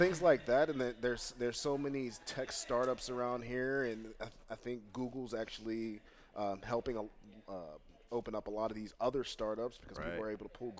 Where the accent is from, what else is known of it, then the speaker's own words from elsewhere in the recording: Pittsburgh, Pennsylvania, United States; I'm from Pittsburgh, born and raised, from the East End of Pittsburgh